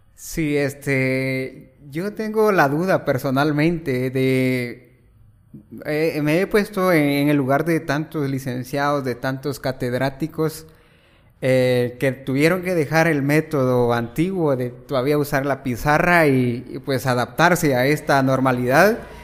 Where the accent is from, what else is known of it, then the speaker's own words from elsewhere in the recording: El Progreso, Jutiapa, Guatemala; originario de Jutiapa y, pues, resido también en en Ovejero Progreso Jutiapa prácticamente toda mi vida pues viviéndola allí, estudiando allí